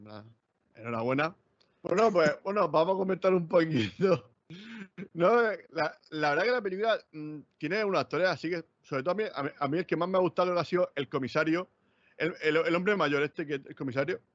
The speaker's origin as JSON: {"language": "Spanish", "town": "Murcia", "region": "Region of Murcia", "country": "Spain", "accent": "murciano", "said": "nosotros somos, nosotros somos de Murcia"}